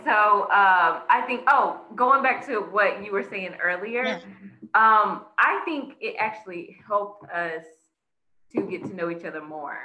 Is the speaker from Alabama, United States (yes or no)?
yes; Mobile, Alabama, United States; moved away as an adult; now in Dallas, United States; I am originally from Al- uh, Mobile, Alabama. Um, and I moved to Dallas about what, almost what, three and a half years ago now